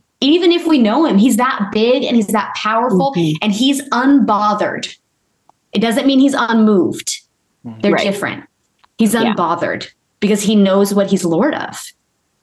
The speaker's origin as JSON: {"language": "English", "region": "Texas", "country": "United States", "tie": "born or raised there", "said": "I grew up in Texas. I still say y'all."}